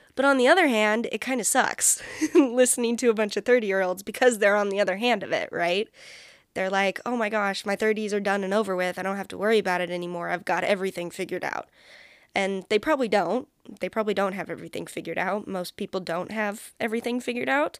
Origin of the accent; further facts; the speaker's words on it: San Francisco Bay Area, California, United States; also born or lived in Central Valley, California; I'm a California girl, born and raised. I was born in the Bay Area, like, the San Francisco Bay Area